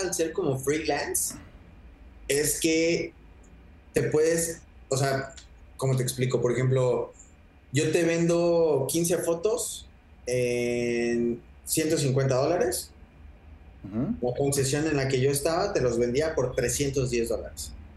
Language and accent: Spanish; Mexico; como mexicano